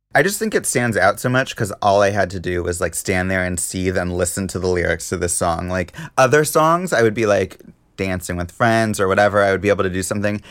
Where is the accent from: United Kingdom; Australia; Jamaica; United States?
United States; Seattle, Washington; Seattle, my hometown